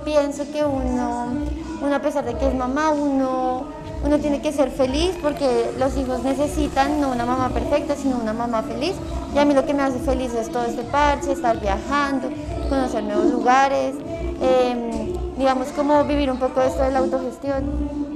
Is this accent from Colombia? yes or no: yes; Cajicá, Cundinamarca, Colombia; Yo soy de Cajica, Cundinamarca